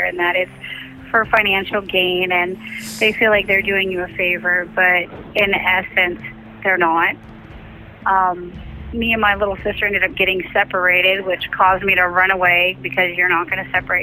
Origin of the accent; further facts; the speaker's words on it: Bartow, Florida, United States; I was born in Bartow